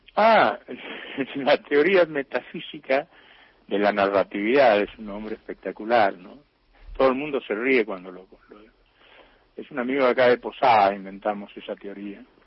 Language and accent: Spanish; Alvear, Corrientes, Argentina; acá nació mi padre, aquí nací yo, exactamente en esta casa vieja desde donde les estoy hablando